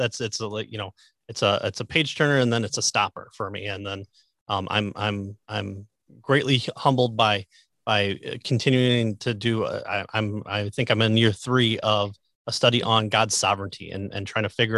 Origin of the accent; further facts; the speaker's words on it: Midwest, United States; I'm from the Midwest